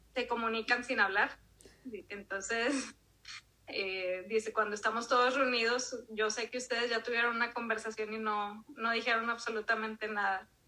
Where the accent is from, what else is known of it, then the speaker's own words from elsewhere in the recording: Monterrey, Nuevo León, Mexico; also born or lived in Durango; Mis papás se vinieron aquí a Monterrey cuando yo tenía poquito más del año, o sea, realmente no me tocó vivir allá, entonces pues me tocó crecer aquí en Monterrey